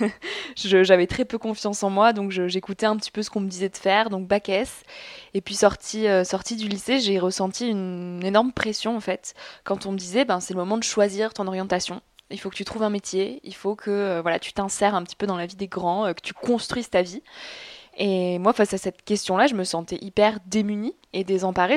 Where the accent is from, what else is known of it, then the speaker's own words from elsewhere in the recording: south-west France, France; je viens de la campagne. Mes parents sont agriculteurs, donc je viens du sud-ouest de la France.